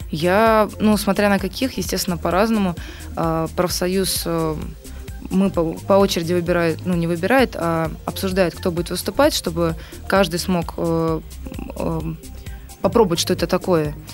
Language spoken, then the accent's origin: Russian; Penza, Penza Oblast, Russia; now in Saint Petersburg, Russia; Ну, я сама переехала из Пензы в Петербург, я в числе этих студентов.